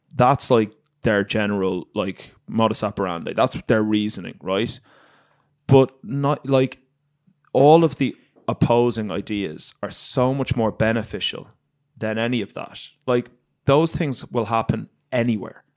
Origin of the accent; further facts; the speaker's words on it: Ireland; moved away as an adult; And I grew up in Ireland